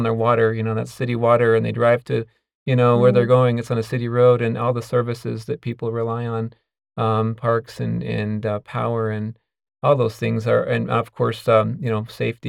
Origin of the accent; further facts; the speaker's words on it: Pleasant Grove, Utah, United States; moved away as an adult; also born or lived in St. Louis, Missouri / California; I grew up in Utah and Pleasant Grove